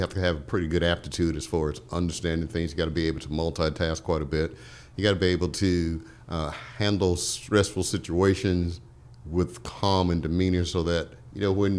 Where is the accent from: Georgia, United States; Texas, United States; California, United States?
Georgia, United States; Waycross; You know, I'm originally from Georgia.